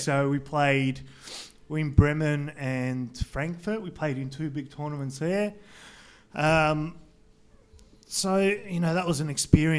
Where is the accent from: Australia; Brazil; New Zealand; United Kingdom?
Australia; Knoxfield, Victoria; No, I lived in Knox. I moved to Knox when I was about 8 years old, so I grew up in Knoxfield. So wasn't far from Frankston